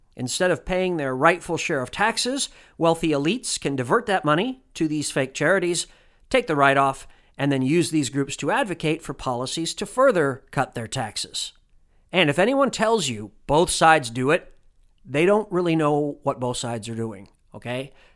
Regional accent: Indianapolis, Indiana, United States; moved away; Indianapolis, which is my hometown

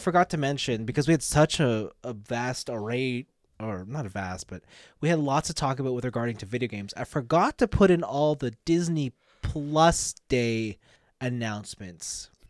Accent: Canada; I was born here.

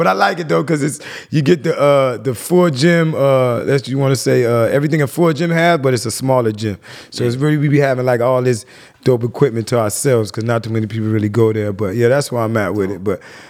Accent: Jamaica; I'm Jamaican. I grew up around Rastas and so it's real, you know what I mean?

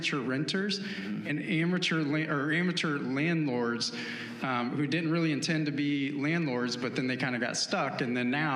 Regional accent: Winston-Salem, North Carolina, United States; also born or lived in Washington, D.C.; I'm from Winston-Salem, which is the market I live in now

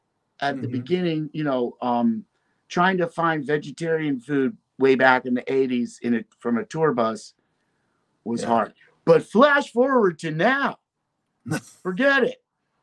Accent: Brooklyn, New York, United States; And see, I was from Brooklyn.

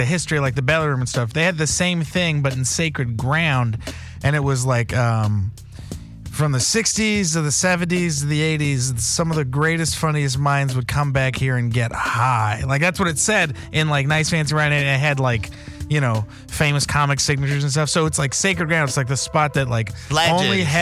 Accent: San Jose, California, United States; growing up in the Bay

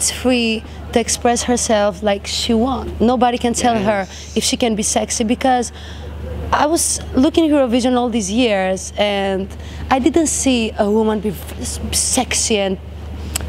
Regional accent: Greece; also born or lived in Albania; I'm very proud that I'm Albanian. I'm very proud that I grew up in Greece

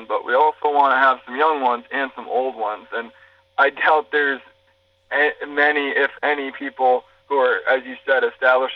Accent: New England, United States; I grew up in New England

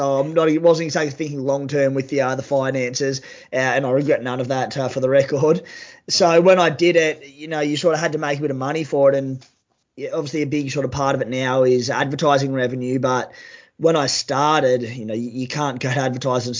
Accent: Cooma, New South Wales, Australia; accent: bogan; moved away; also born or lived in Sydney / Wollongong; I'm from Cooma, New South Wales, a small country town. Obviously sound like a bit of a bogan when I speak.

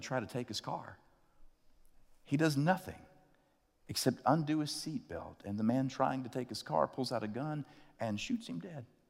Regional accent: Chattanooga, Tennessee, United States; The first time I heard the term carjacking, uh, was in my hometown

